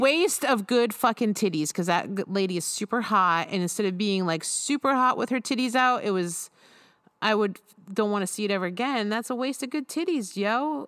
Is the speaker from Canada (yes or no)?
no; United States; I'm an American